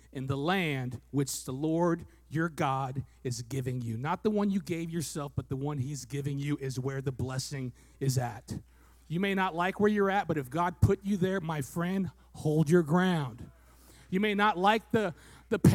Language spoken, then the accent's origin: English; Fresno, California, United States; I was born in Fresno and we moved a block and a half away